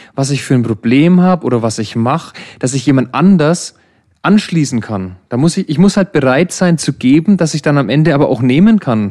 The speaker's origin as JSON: {"language": "German", "country": "Germany", "said": "Bei uns in Deutschland"}